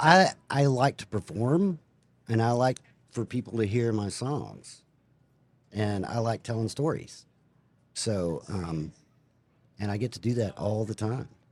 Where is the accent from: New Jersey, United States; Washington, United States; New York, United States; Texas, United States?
Texas, United States; Alpine; Alpine, Texas